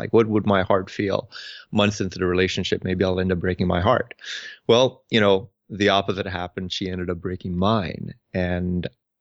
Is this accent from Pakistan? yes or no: yes; Pakistan; moved away as an adult; now in United States; I was born and raised in Pakistan. I came to the U.S. when I was about 18 or 19 years old